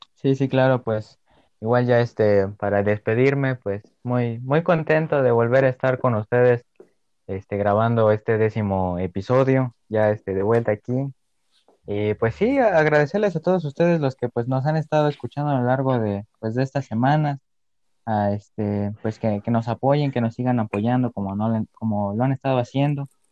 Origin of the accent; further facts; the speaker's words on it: Mexico; entre todos los mexicanos